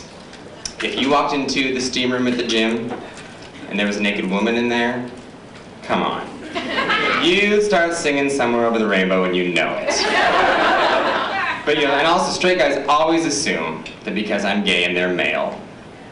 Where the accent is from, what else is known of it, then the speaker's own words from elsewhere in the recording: Utah, United States; moved away; born and raised in Utah, which is a red state.